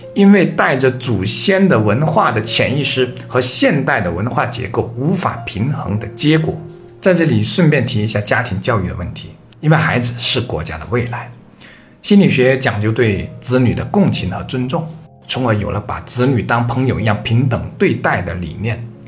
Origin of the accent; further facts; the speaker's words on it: China; 我们中国人